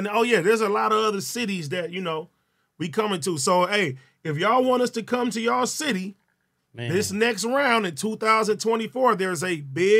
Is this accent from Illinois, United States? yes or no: no; Compton, California, United States; Compton, man.